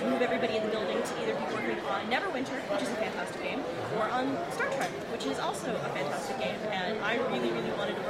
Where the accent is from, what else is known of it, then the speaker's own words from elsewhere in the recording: Pittsburgh, Pennsylvania, United States; Pittsburgh, which is my hometown